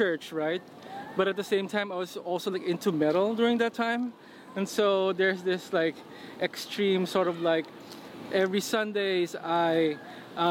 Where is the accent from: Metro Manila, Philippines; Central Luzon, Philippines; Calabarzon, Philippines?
Calabarzon, Philippines; San Pedro; also born or lived in Quezon City, Philippines; I was born in Manila, in Quezon City. But I grew up in San Pedro, which is a suburb south of Manila.